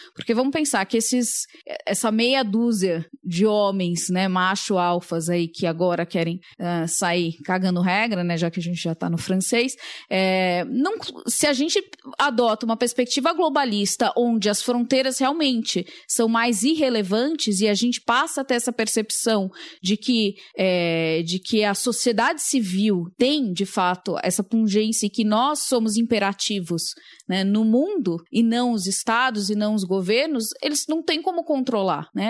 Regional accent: Brazil; nasci no Brasil

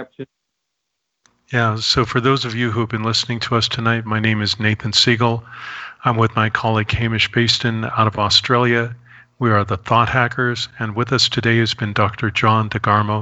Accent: Canada; I'm Canadian

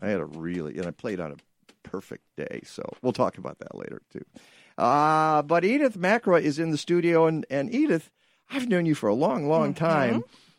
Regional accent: Detroit, Michigan, United States; now in Chicago, United States; I came to the city from Detroit

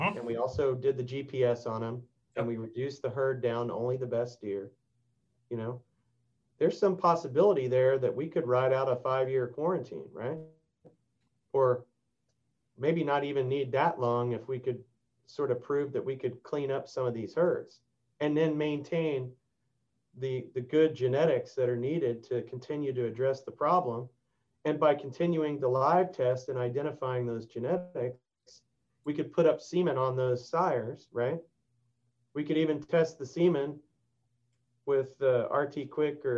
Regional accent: Texas, United States; I've been working on that here in my home state

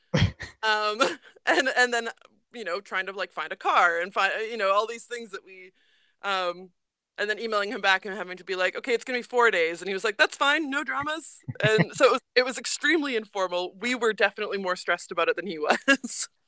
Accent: Edmonton, Alberta, Canada; moved away as an adult; also born or lived in Saskatoon; now in New Zealand; I lived in Edmonton. I was raised there, so I lived in there, lived there from the time I was two. I was born in Saskatoon, but we moved there when I was really little, so I'd say I'm from Edmonton

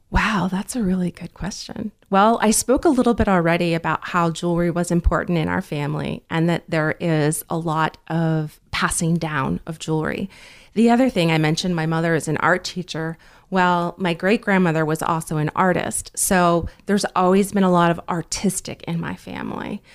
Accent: New Jersey, United States; also born or lived in North Carolina; my father was transferred to New Jersey when I was very young, so I did grow up in New Jersey

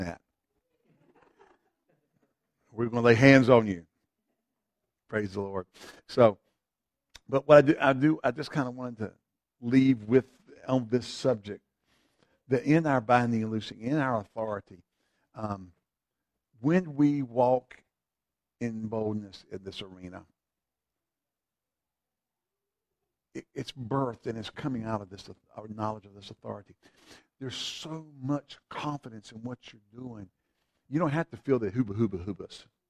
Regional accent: Eastern Carolina, North Carolina, United States; now in Greensboro, United States; I grew up in Eastern Carolina

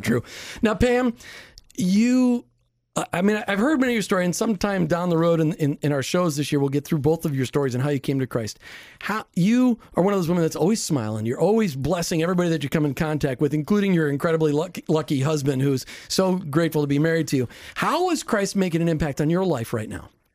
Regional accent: Minnesota, United States; I grew up in Minnesota

